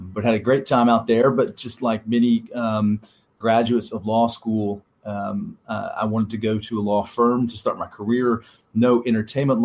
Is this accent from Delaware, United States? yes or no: no; Louisville, Kentucky, United States; moved away as an adult; also born or lived in Chicago / San Francisco; I grew up in Louisville, Kentucky.